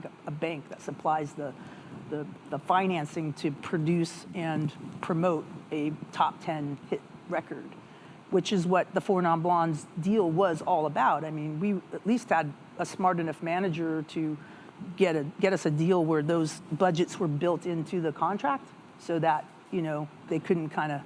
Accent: United States; being an American

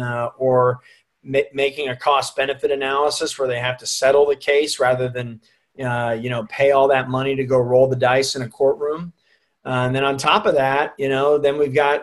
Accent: Plano, Texas, United States; also born or lived in Dallas; raised up in Plano

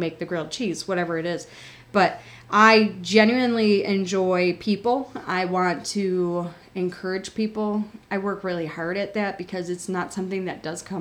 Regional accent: Buffalo, New York, United States; where I grew up in Buffalo.

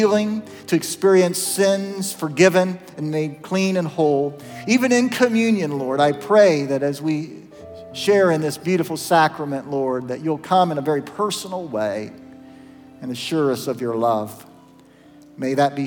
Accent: Zanesville, Ohio, United States; the little Methodist church that I grew up in Zanesville

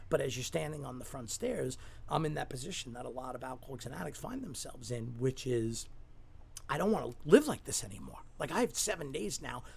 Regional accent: New York City, New York, United States; when I grew up in Staten Island

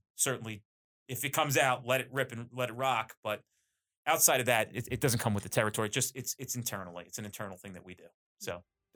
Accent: New Jersey, United States; I'm very Jersey too, by the way. Like, I'm as Jersey as it comes. I'm Italian

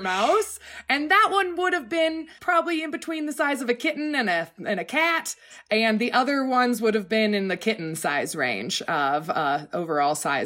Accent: Oregon, United States; growing up in Oregon

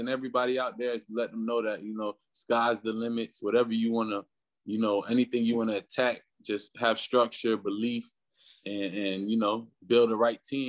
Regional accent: Florida, United States; You know, Florida's real different, man. Florida, especially with the music, like with the music in Florida is like it took some time for it to evolve

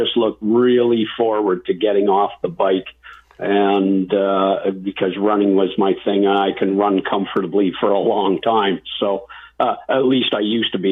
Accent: North Vancouver, British Columbia, Canada; moved away as an adult; now in Penticton, Canada; I grew up in Lynn Canyon Park in North Vancouver

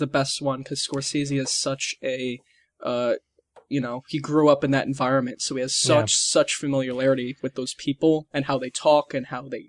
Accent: New York City, New York, United States; I'm from Queens

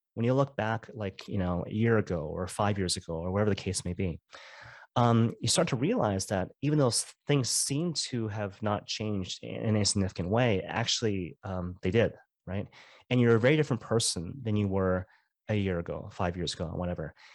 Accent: Vancouver, British Columbia, Canada; I'm from Vancouver, so I'm a Vancouver Canucks fan

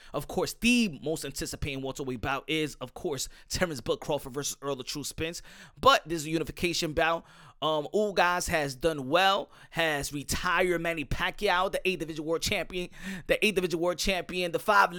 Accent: Cuba; You know, I'm from Cuba. They don't give me nothing, and they don't give me nothing here.

